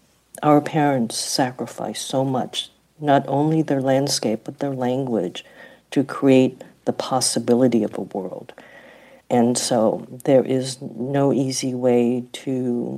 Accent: San Francisco, California, United States; my sister and I grew up with them in Chinatown

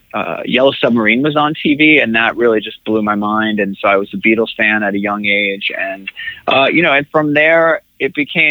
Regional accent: New York City, New York, United States; I was born in Queens in Rockaway Beach

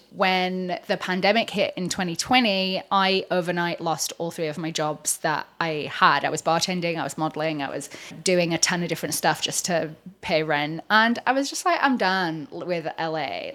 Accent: England, United Kingdom; moved away as an adult; also born or lived in Los Angeles, United States; now in Orange County, United States; Obviously, I'm not American. Uh, I'm English. I came over to L A twelve years ago.

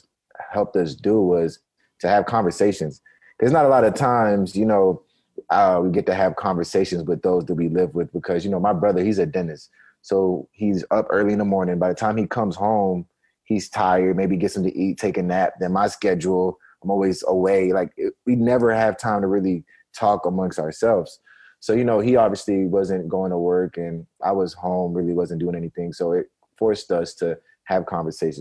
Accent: Atlanta, Georgia, United States; also born or lived in Nigeria; now in Minneapolis, United States; I'm from the Metro Atlanta area

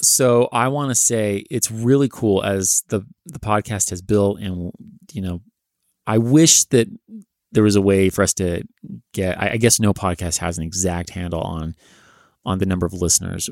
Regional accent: California, United States; accent: Californian; also born or lived in Massachusetts / New Hampshire; my super Californian accent

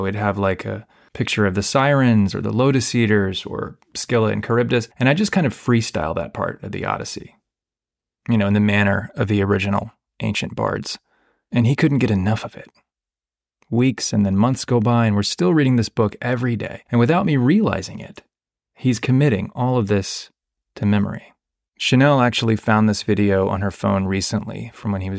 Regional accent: Houston, Texas, United States; moved away; I grew up in Houston

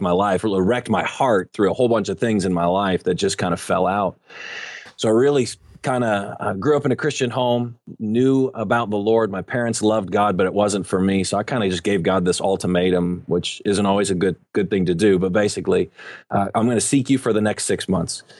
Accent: Buffalo, New York, United States; also born or lived in Dallas-Fort Worth area, Texas; now in Dallas-Fort Worth, United States; I grew up in Buffalo, New York

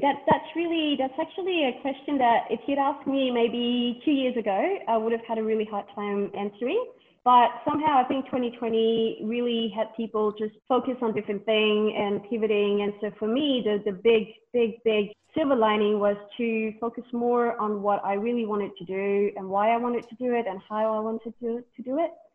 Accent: Vanuatu; I was born here and raised here from a French father and a Vietnamese mother.

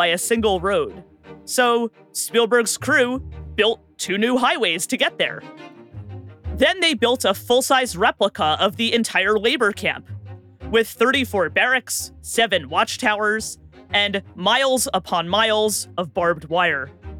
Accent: New Jersey, United States; In my home state of New Jersey

